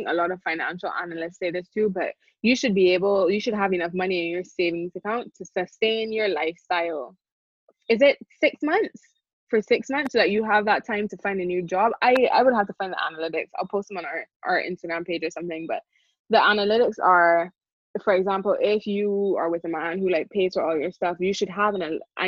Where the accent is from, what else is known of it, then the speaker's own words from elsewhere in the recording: Barbados; I grew up in the Caribbean. I grew up in Barbados.